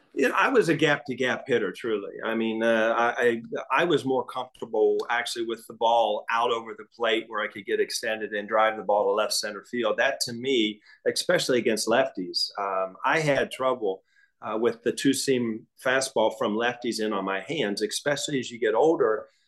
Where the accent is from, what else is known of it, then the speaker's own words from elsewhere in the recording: Midwest, United States; I grew up in the Midwest.